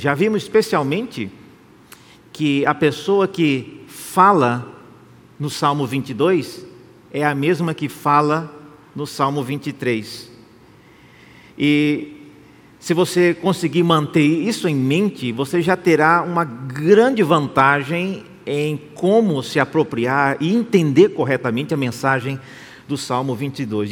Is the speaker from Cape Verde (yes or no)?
no; Brazil; Nós que somos brasileiros